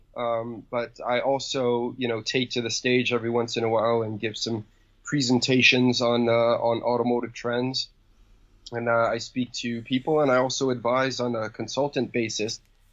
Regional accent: New York City, New York, United States; was born and raised in New York City.

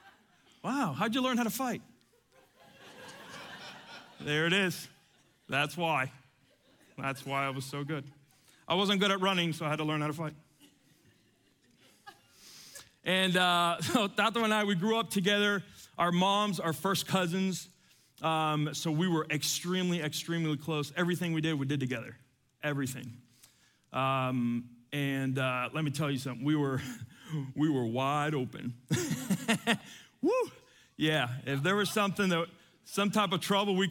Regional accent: Atlanta, Georgia, United States; also born or lived in Cuba / Miami; I was born in Cuba, grew up here in Atlanta

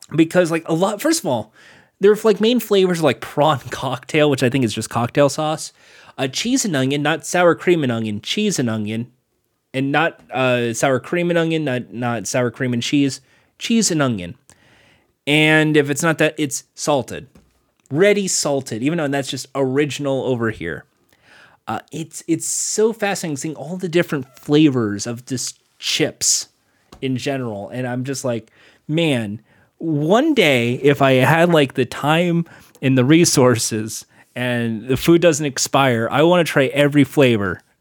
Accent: United States; I'm American

